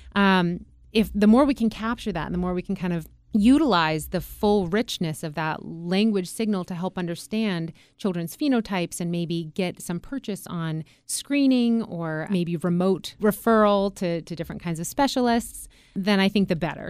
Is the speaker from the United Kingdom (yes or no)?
no; Juneau, Alaska, United States; I was born and raised in Alaska, and I was born and raised in a town that had no roads out. So the only way that you could get to Juneau